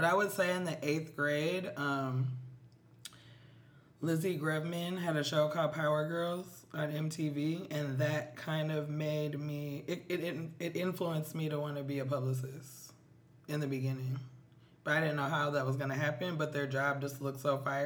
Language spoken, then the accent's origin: English; Minneapolis, Minnesota, United States; now in New York City, United States; I am from Minneapolis, Minnesota